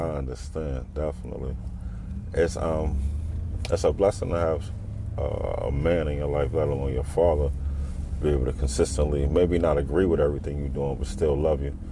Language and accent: English; New York City, New York, United States; now in Harrisburg, United States; I, my father's from East New York, so I moved to East New York